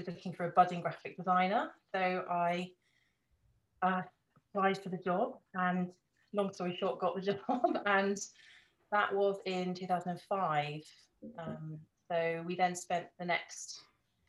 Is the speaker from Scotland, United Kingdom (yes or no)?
no; Norfolk, East of England, United Kingdom; also born or lived in Surrey; now in Devon, United Kingdom; I was born in Norfolk, so I wasn't born right by the coast